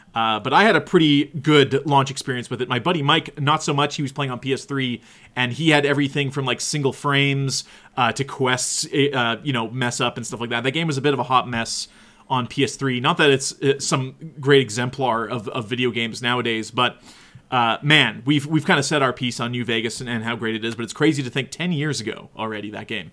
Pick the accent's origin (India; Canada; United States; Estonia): Canada; we're from Canada